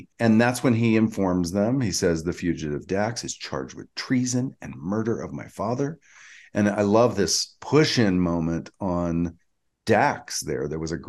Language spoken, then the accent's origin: English; Georgia, United States; I'm from Georgia.